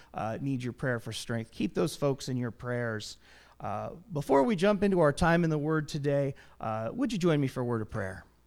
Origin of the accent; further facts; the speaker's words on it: United States; our history as American citizens